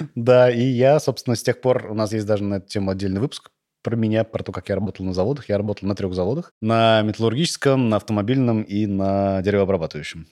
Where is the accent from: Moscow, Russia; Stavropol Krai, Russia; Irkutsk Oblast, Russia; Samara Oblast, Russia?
Samara Oblast, Russia; Tolyatti; also born or lived in Saint Petersburg; в 8 лет я переехал в Тольятти, там ходил в школу